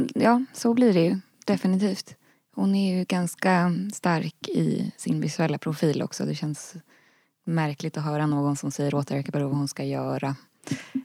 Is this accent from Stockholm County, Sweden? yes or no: yes; Ösmo, Stockholm County, Sweden; moved away; det var en väldigt fin plats där jag växte upp